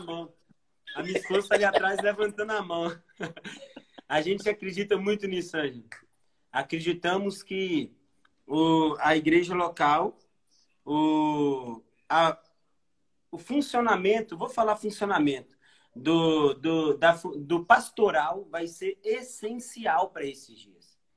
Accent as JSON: {"language": "Portuguese", "region": "Minas Gerais", "country": "Brazil", "said": "eu sou de Minas"}